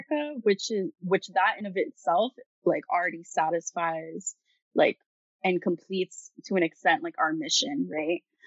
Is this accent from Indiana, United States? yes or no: no; South Carolina, United States; moved away as an adult; now in Virginia, United States; I'm originally from South Carolina, but I go to school in Virginia at the University of Virginia